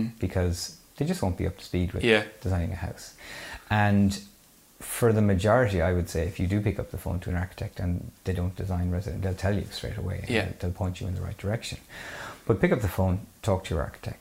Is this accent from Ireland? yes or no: yes; Mayo, Connacht, Ireland; I'm from Mayo